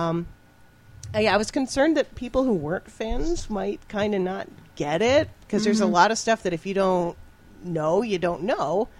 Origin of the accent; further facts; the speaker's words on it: New England, United States; now in Chicago, United States; I'm from New England. I used to watch WGBH in Boston